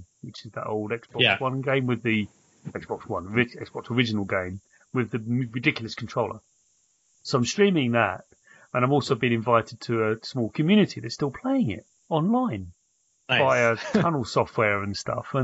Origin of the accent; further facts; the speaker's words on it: United Kingdom; being British